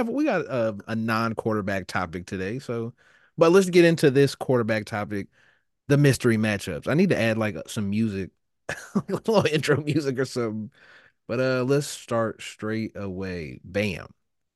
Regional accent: Kansas City, Kansas, United States; I'm from Kansas. What do you want me to do? I'm from Kansas City.

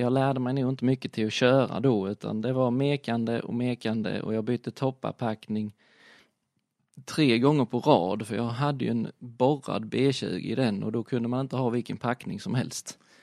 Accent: Bromölla, Skåne, Sweden; also born or lived in Hässleholm; hade jag en kompis hemma, hemma i Bromölla

